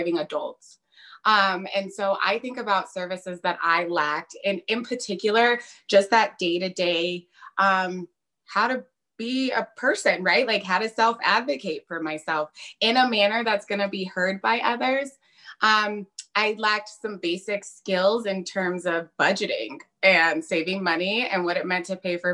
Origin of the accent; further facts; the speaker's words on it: Colorado, United States; I was born and raised in Colorado